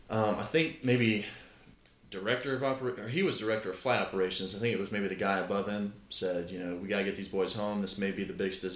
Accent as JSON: {"language": "English", "town": "Biloxi", "region": "Mississippi", "country": "United States", "tie": "born or raised there"}